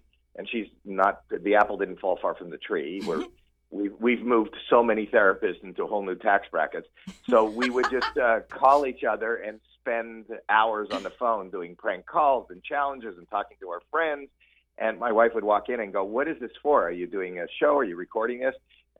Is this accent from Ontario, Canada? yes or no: yes; Toronto, Ontario, Canada; I'm actually Canadian myself.